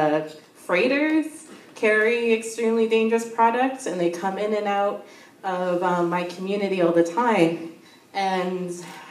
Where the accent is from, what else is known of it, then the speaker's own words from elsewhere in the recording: Sarnia, Ontario, Canada; I'm from the Amjanong First Nation.